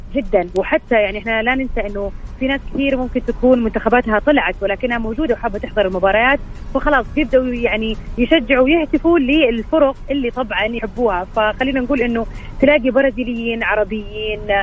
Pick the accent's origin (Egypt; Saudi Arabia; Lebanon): Saudi Arabia; كان لنا بصمه كسعوديين